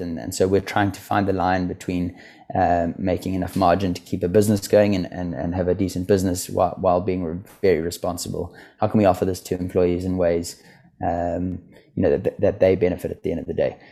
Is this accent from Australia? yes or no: no; South Africa; moved away as an adult; also born or lived in Stellenbosch, South Africa; now in London, United Kingdom; I grew up in South Africa, as you said. I went to university in Stellenbosch.